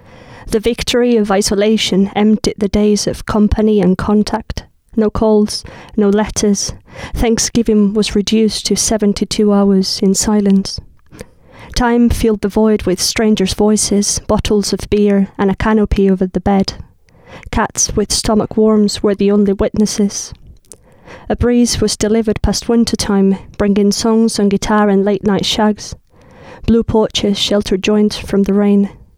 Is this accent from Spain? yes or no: yes; Spain; moved away as an adult; also born or lived in South Carolina, United States; now in England; I'm from Spain, so living here sometimes I get lonely or homesick